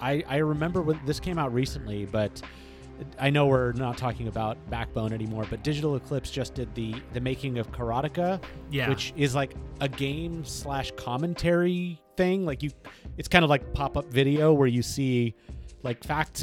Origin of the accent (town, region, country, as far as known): San Jose, California, United States; born or raised there